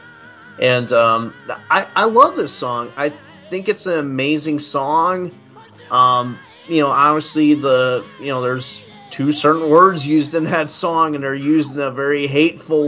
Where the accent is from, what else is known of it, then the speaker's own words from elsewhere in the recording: Indiana, United States; I'm from Indiana too